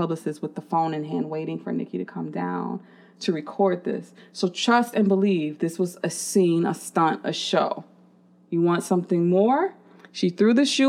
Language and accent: English; Chicago, Illinois, United States; I'm from Chicago